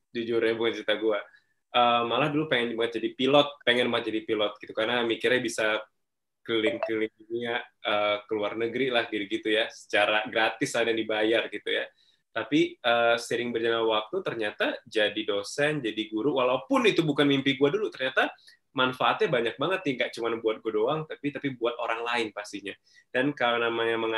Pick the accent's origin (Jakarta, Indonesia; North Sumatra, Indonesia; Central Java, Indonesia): North Sumatra, Indonesia; Binjai; also born or lived in Stabat; Kalau waktu kecil, uh, eh, gue di Sumatera Utara, tepatnya di Binjai, small town banget. Jadi ada Medan, ada Binjai gitu. Jadi uh, kota kecil banget di situ. Um, gue lahirnya di Stabat, beda kota lagi, uh, kampung lah gitu, orang Langkat.